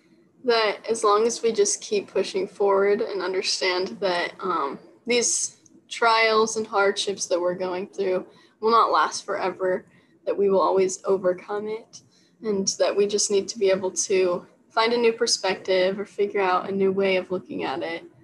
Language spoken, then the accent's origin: English; Las Vegas, Nevada, United States; because I grew up in Vegas at one point too. So I'm just very familiar with the area and it feels like home.